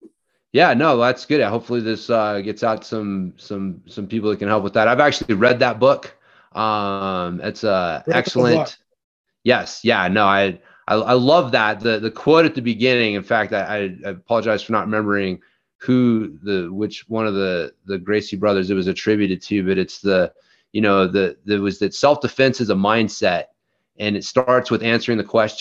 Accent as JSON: {"language": "English", "area": "near Dallas", "region": "Texas", "country": "United States", "tie": "born or raised there", "said": "I was born near Dallas"}